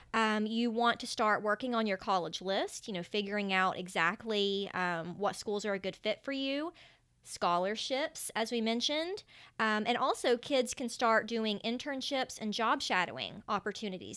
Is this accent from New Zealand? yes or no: no; Canova, West Virginia, United States; moved away as an adult; also born or lived in New York City / Gainesville; now in Charleston, United States; I am from a very small town in West Virginia. It's called Canova. And in case you couldn't tell with my accent, um, Canova is right on the borders of Ohio and Kentucky, just to give you an idea. And, um, that's where I grew up.